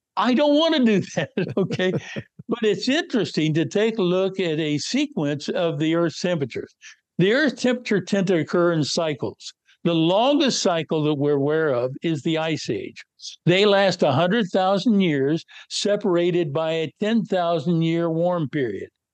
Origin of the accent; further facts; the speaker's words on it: North West Kansas, United States; moved away; I was born and raised in North West Kansas